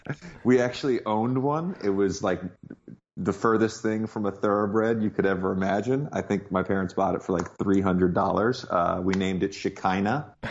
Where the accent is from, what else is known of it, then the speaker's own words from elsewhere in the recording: Virginia, United States; also born or lived in Cookeville, Tennessee; I grew up mostly in Virginia, uh, but I was born in Tennessee.